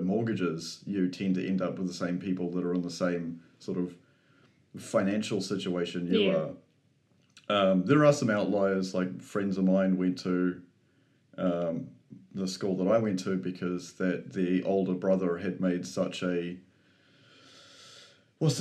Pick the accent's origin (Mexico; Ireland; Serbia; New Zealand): New Zealand; I'm also a Kiwi